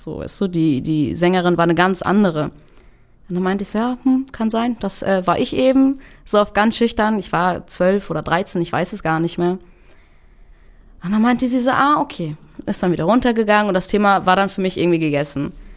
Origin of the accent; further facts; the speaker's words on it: Germany; ich komme aus Deutschland, trage einen kurdischen Namen